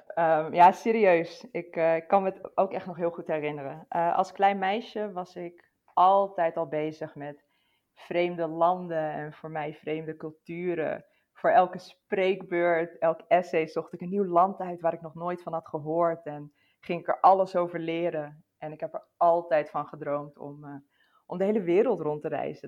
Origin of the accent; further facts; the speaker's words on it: Netherlands; ons als Nederlanders